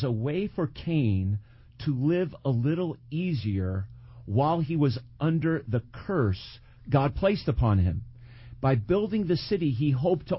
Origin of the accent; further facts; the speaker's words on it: Cresskill, New Jersey, United States; moved away as an adult; now in New York City, United States; I grew up right outside of New York City in a suburb in Bergen County, Creskill, New Jersey